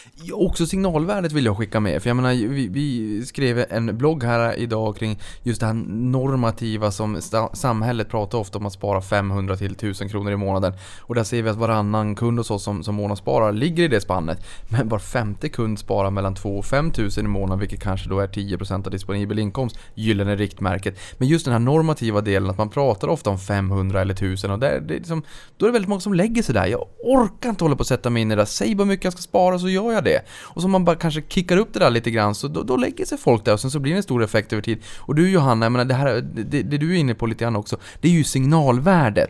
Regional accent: Norrbotten County, Sweden; jag är från Norrbotten

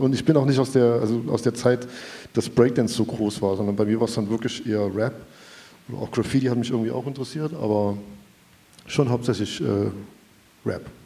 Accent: Chemnitz, Saxony, Germany; als Chemnitzer

